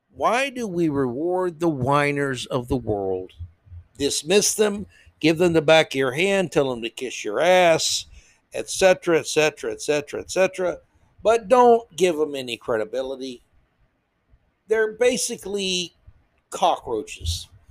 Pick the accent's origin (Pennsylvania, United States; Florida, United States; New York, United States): Florida, United States; I grew up in Florida